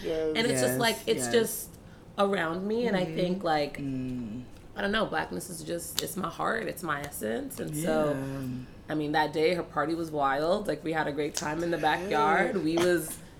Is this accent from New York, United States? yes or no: yes; New York, United States; also born or lived in New Orleans, Louisiana; Period. I'm from New York. Hey. I lived in NOLA